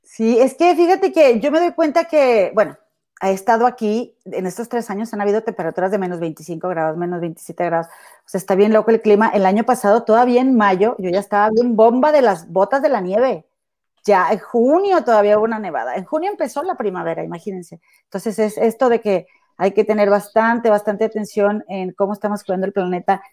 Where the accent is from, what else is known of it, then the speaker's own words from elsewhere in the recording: Monterrey, Nuevo León, Mexico; moved away as an adult; now in Chicago, United States; allá en mi tierra, en mi amado y bello Monterrey e inigualable